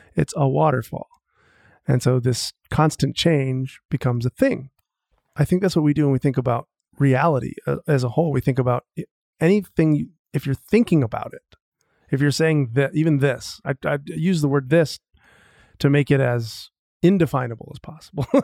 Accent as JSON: {"language": "English", "town": "Marshfield", "region": "Wisconsin", "country": "United States", "tie": "born or raised there", "said": "I grew up in Wisconsin, central Wisconsin, a little tiny town called Marshfield"}